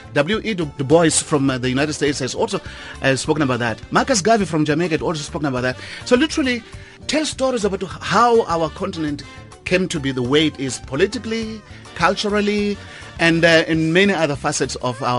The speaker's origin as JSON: {"language": "English", "country": "Mozambique", "tie": "born or raised there", "moved": "yes", "lives_now": "South Africa", "said": "I was born in Mozambique, but I've been living here for the past 40 years. As I said, I arrived in 1975."}